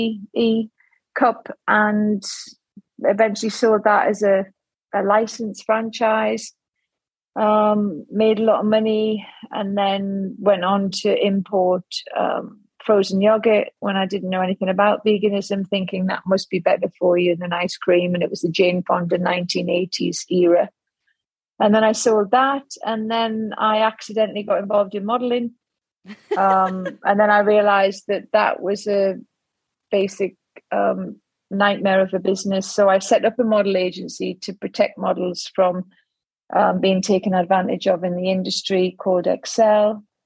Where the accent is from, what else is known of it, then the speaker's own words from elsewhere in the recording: Newcastle upon Tyne, North East England, United Kingdom; accent: Geordie; from my accent, you can tell I'm a Geordie